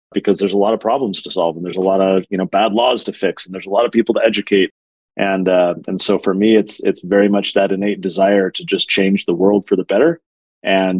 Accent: San Diego, California, United States; now in Utah, United States; I live in Utah now. I'm from San Diego

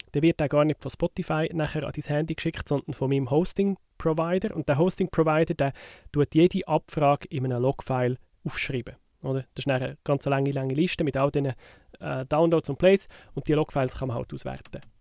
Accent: Switzerland; bei uns in der Schweiz

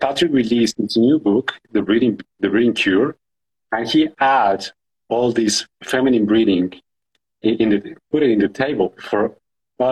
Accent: Colombia; I'm from Colombia

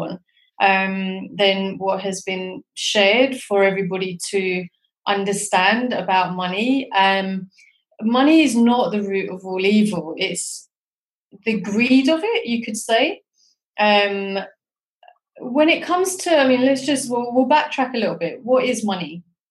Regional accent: London, United Kingdom; also born or lived in Pakistan (ancestry) / South East England; now in Edinburgh, United Kingdom; I was born in London, and my family are originally from Pakistan. And myself, I live in Scotland, in Edinburgh.

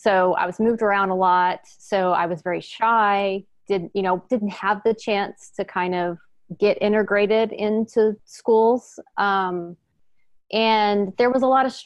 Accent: Houston, Texas, United States; also born or lived in Northern California; now in East Bay, California, United States; I was born and raised in Houston, Texas

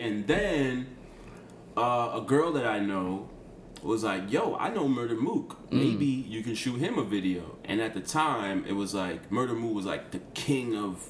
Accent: Boca Chica, Distrito Nacional, Dominican Republic; Fun fact, we're both from Boca Chica.

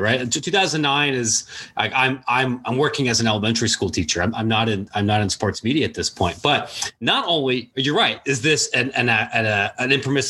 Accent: Ohio, United States; now in Chicago, United States; I'm from Ohio. I live in Chicago now.

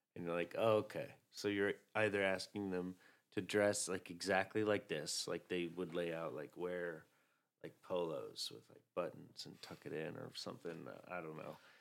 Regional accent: the South, United States; now in New York, United States; I was raised in the South

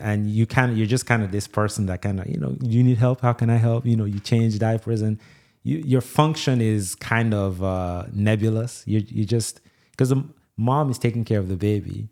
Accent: Jamaica; also born or lived in Nigeria; now in Louisiana, United States; I grew up in Jamaica.

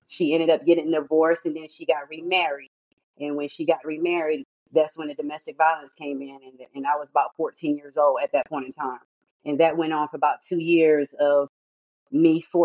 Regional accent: North Carolina, United States; I was born in North Carolina

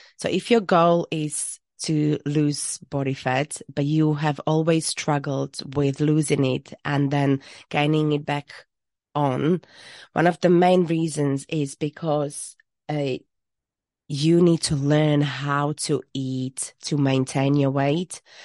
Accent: Slovakia; moved away as an adult; now in Worcestershire, United Kingdom; I am from Slovakia, where I studied business and economy, and I moved to U K when I was twenty-two

